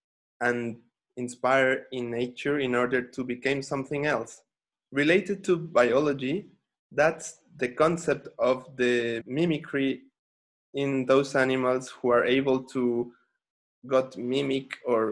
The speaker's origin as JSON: {"language": "English", "town": "Xalapa", "region": "Veracruz", "country": "Mexico", "tie": "born or raised there", "also_born_or_lived": "Brazil", "said": "I came back to my hometown, which is Jalapa, the capital of the Veracruz state, in the Atlantic coast, Mexico"}